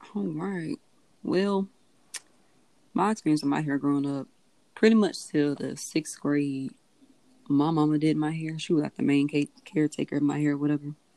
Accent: Biloxi, Mississippi, United States; now in Ocean Springs, United States; I'm from Biloxi, currently residing in Ocean Springs

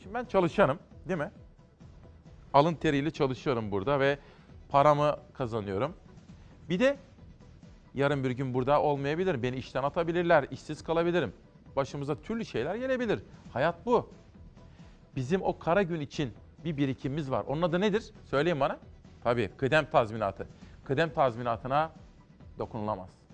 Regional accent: Simav, Kütahya, Turkey; moved away as an adult; also born or lived in Ankara; now in Istanbul, Turkey; Ben Kütahya Simavlıyım. Ben 48 yaşındayım efendim. 1972 doğumluyum. 1989'a kadar Simav'da yaşadım.

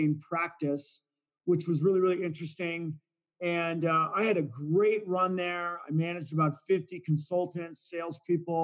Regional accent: California, United States; moved away as an adult; also born or lived in Syracuse; now in Colorado, United States; I grew up in California

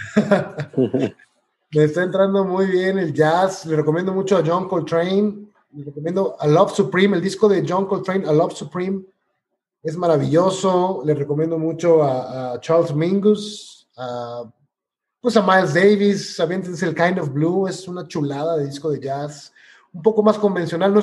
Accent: Mexico; como buen mexicano

